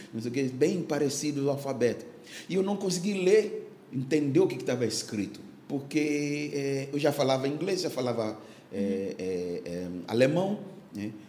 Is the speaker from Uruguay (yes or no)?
no; Ghana; Portuguese is a second language; moved away as an adult; now in Brazil